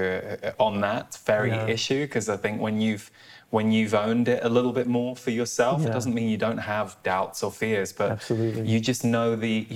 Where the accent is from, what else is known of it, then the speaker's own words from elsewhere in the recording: United Kingdom; as a British person